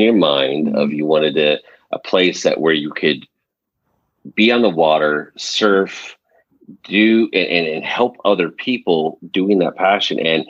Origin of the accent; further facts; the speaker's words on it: California, United States; I grew up in California